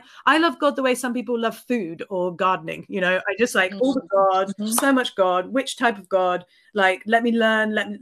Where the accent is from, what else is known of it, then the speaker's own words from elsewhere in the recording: Reading, South East England, United Kingdom; I grew up in Reading